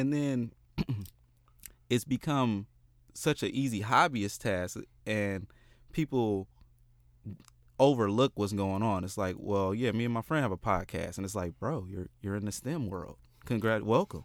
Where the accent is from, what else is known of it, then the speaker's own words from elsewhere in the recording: Oakland, California, United States; also born or lived in Richmond, California; I'm, I'm from Oakland